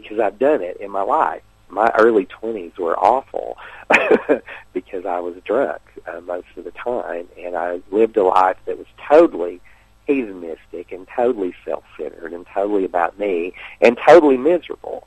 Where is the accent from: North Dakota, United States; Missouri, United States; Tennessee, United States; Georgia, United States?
Tennessee, United States; Sulphur Springs; also born or lived in Whitwell, Tennessee; I was born in Whitwell, Tennessee. I grew up in just a little community called Sulphur Springs, Tennessee, which is near Chattanooga.